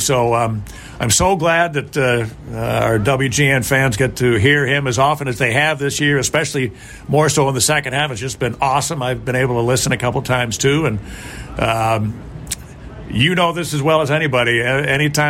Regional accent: Chicago, Illinois, United States; born or raised there

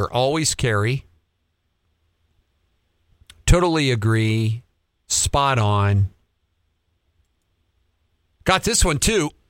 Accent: Montana, United States; I grew up in Montana, young age, adored tanning, but my wife and I prefer all of our traveling and camping now in the motorhome

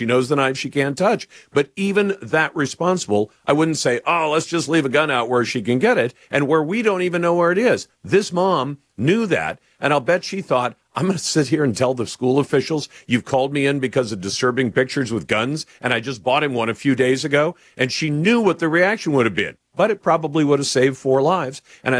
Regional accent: Oxford, Michigan, United States; born or raised there

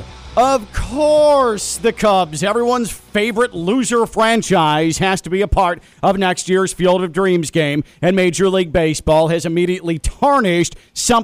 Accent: Chicago, Illinois, United States; I grew up in Chicago, in suburban Chicago

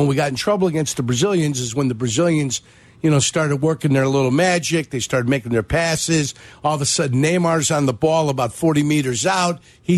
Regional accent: Germany; born there; I was born in Germany, Carm.

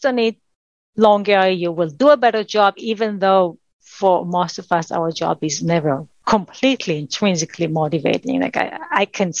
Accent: Israel; I spent 2 years in the Israeli military. That was required for someone growing up in Israel

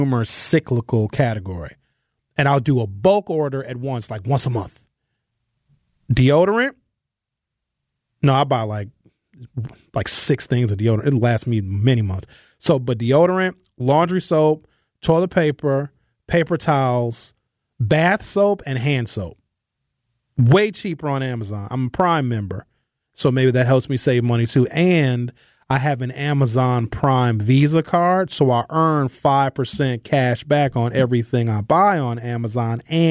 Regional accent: Brown Deer, Wisconsin, United States; When I grew up in Brown Deer, there was no Black-owned businesses

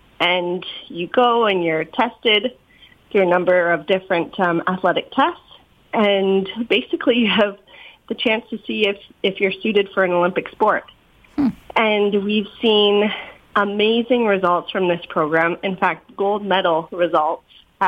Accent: Kingston, Ontario, Canada; We grew up in Kingston, Ontario.

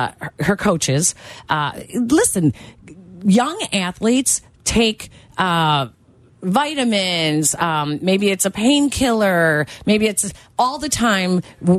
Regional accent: Chicago, Illinois, United States; I grew up in Chicago on the Northwest Side. So there's a lot of different people.

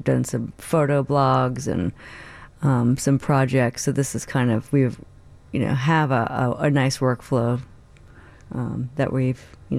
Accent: New York, United States; I grew up in New York.

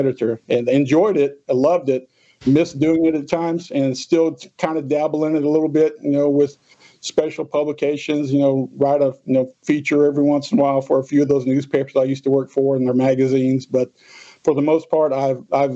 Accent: Orange Grove, Mississippi, United States; also born or lived in Linden, Alabama; I grew up in Orange Grove, went to Harrison Central, graduated in 83

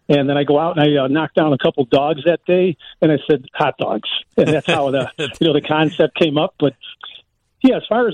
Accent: Chicago, Illinois, United States; as a kid growing up, I moved about 9 different times, but always through different parts of the South Side

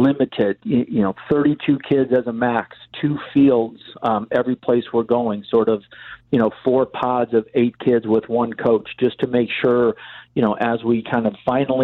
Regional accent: Chicago, Illinois, United States; growing up on the North Side

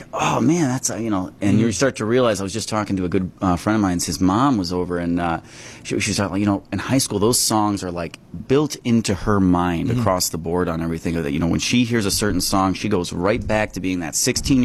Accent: Kenosha, Wisconsin, United States; also born or lived in North Chicago, Illinois / Madison, Wisconsin; I grew up in Kenosha, Wisconsin, kind of on the southeast border.

